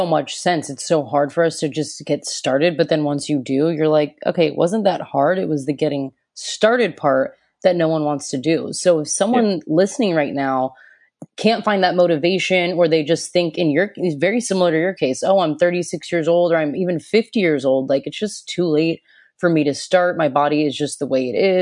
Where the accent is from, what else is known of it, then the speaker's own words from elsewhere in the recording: United States; I'm from America